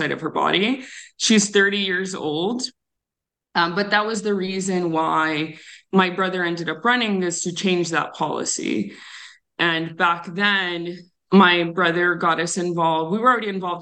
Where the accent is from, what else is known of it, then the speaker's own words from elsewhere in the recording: Tucson, Arizona, United States; I grew up on the south side of Tucson